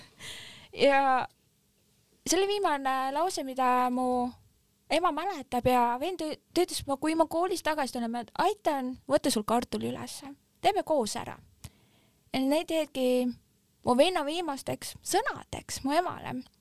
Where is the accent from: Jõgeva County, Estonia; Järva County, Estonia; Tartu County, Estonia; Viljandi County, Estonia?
Järva County, Estonia; Järvamaa, kus ma pärit olen